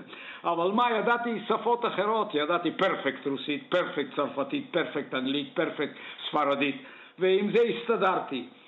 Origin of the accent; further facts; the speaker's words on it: Sofia, Sofia City, Bulgaria; also born or lived in Dupnitsa, Bulgaria; now in Israel; אני נולדתי וגרתי בסופיה בבולגריה